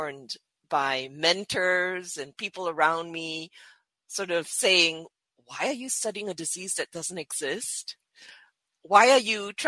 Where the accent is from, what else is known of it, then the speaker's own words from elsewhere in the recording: Singapore; I was born and bred in Singapore